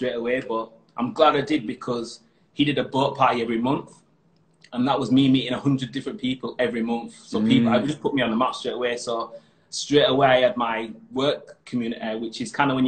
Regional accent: Huddersfield, Yorkshire and the Humber, United Kingdom; moved away as an adult; now in Doha, Qatar; coming from Yorkshire and born and bred in Huddersfield

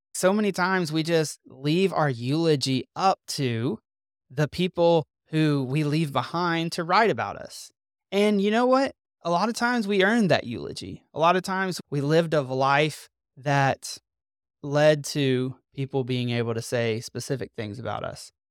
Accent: Mississippi, United States; moved away as an adult; also born or lived in North Carolina; We are from Mississippi. All our family lives in Mississippi

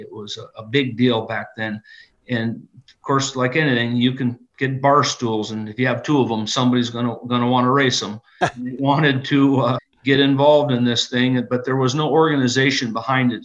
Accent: Rudyard, Michigan, United States; I grew up in a little town called Rudyard, just uh, 20 miles south of Sault Ste. Marie.

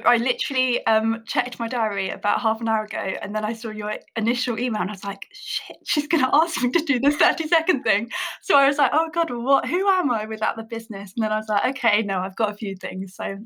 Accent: Buckinghamshire, South East England, United Kingdom; I'm 28 years old. I grew up in Buckinghamshire, massive country girl at heart.

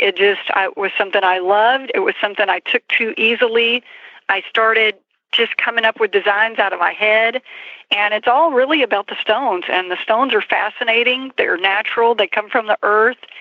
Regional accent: Granbury, Texas, United States; I was raised in Texas

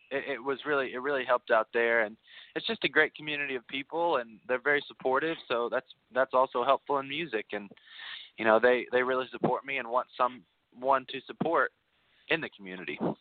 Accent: Bowling Green, Kentucky, United States; also born or lived in Nashville, Tennessee; I'm from Bowling Green, Kentucky, which is just an hour north of Nashville

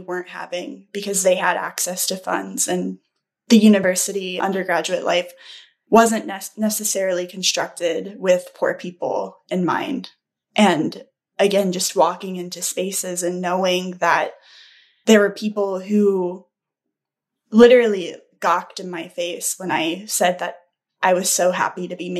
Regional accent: rural Texas, United States; moved away as an adult; where I'm from, I'm also from the South and from a small town in rural Texas. For the vast majority of my life, I grew up in towns that ranged from populations

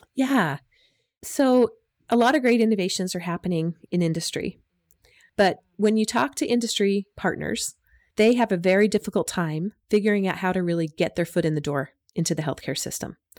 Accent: United States; moved away as an adult; also born or lived in Utah; now in Australia; I'm from the U S, as you can probably hear from my accent

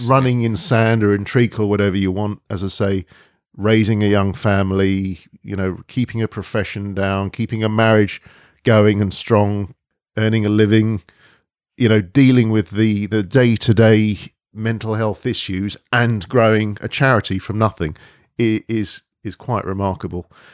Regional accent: London, United Kingdom; We've been born and brought up in London

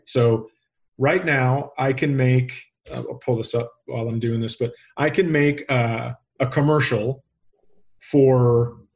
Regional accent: Minnesota, United States; I'm from Minnesota

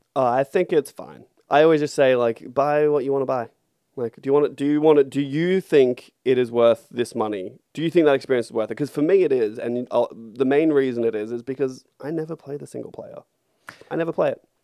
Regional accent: Australia; we are in Australia and we are Australian.

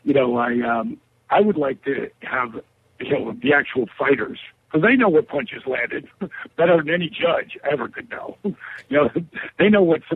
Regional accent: Jersey Shore, New Jersey, United States; I'm from the Jersey Shore, and not the shore, you know, Snooki hangs out with. But, you know, I'm a local. I grew up there on the shore

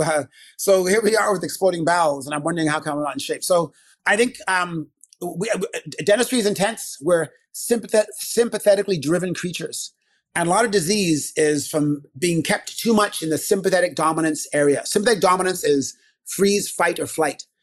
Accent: Canada; also born or lived in England; I'm Canadian. Born in England. Uh, grew up in Canada

